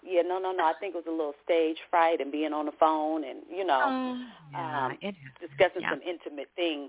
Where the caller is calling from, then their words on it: Oakland, California, United States; Greetings … I'm calling from Oakland, California.